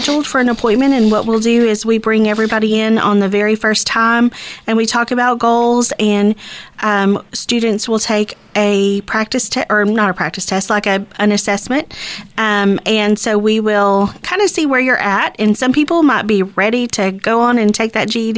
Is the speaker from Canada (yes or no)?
no; Texarkana, United States; this is my hometown. I'm raising my kids here.